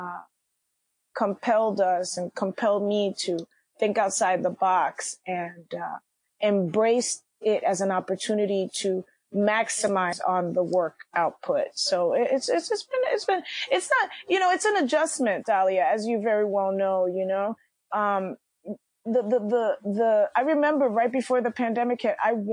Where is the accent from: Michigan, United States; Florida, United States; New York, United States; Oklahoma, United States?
New York, United States; New York City; I'm from Washington Heights. I was born and raised